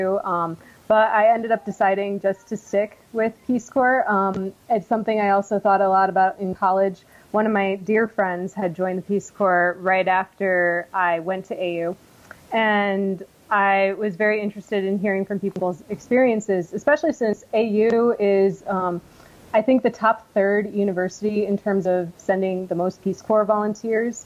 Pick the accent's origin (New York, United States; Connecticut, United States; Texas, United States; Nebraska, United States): Connecticut, United States; moved away as an adult; also born or lived in Washington, District of Columbia, United States; I was born in Connecticut and lived there most of my life